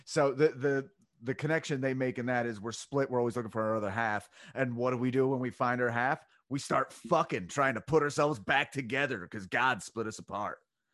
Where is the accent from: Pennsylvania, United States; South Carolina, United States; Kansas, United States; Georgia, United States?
Pennsylvania, United States; Delco; I'm from Delco